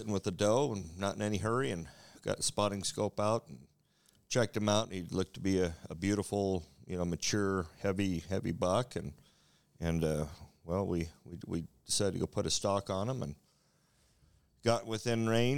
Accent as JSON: {"language": "English", "region": "Montana", "country": "United States", "tie": "born or raised there", "said": "growing up in Montana on a ranch"}